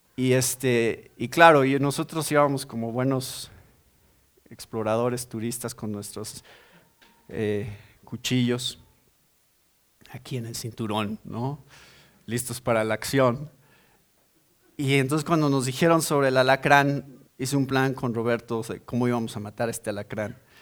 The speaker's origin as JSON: {"language": "Spanish", "country": "Mexico", "said": "Ese es mi país. Yo soy mexicano"}